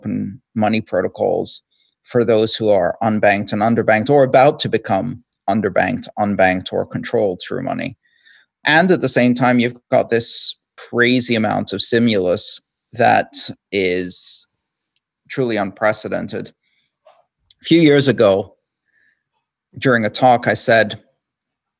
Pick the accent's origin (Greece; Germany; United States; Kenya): Greece; I grew up in Greece